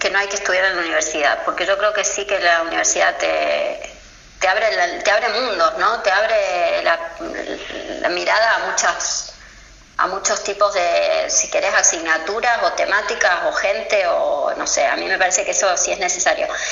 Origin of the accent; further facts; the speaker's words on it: Argentina; now in Spain; cuando viene de Argentina a España